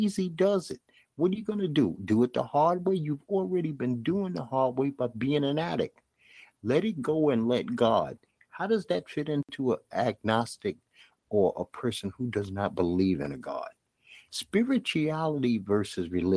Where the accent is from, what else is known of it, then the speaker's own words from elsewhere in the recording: New York City, New York, United States; accent: Brooklyn accent; I'm from Bed-Stuy, Brooklyn